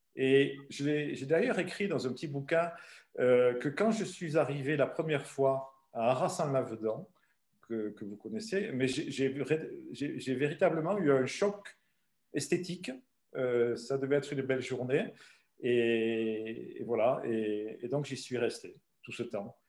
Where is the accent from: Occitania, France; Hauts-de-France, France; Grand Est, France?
Occitania, France; Ariège; moved away as an adult; also born or lived in Belgium / Loire; Et donc moi je suis pyrénéen d'adoption depuis 1965. Donc ça fait quelques années. Et, j'ai vécu en Ariège euh, chez mes parents euh, jusqu'à